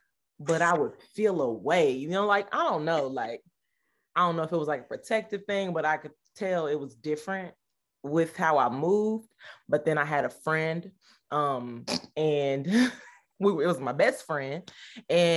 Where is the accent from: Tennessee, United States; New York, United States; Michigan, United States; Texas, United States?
Tennessee, United States; Nashville; I'm from Tennessee, Nashville